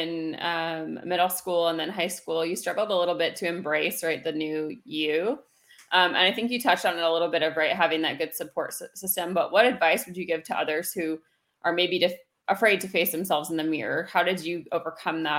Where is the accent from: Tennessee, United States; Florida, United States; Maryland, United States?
Florida, United States; I'm from Florida